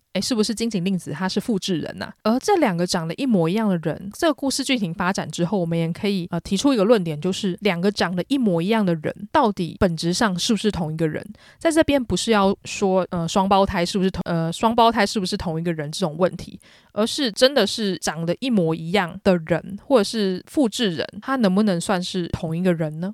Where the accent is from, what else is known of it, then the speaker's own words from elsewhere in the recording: Taiwan; 我作为一个台湾人